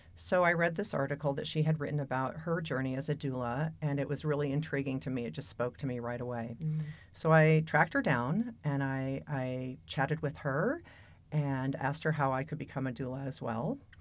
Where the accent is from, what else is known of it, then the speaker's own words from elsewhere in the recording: Pacific Northwest, United States; also born or lived in San Francisco / Seattle; now in Boulder, United States; I came from the Pacific Northwest by way of San Francisco.